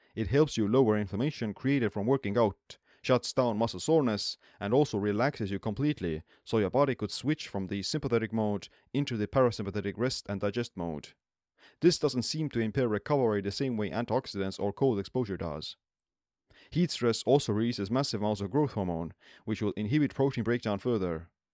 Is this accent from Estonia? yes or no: yes; Estonia; I'm born and raised in Estonia, where saunas have been a part of the culture for centuries.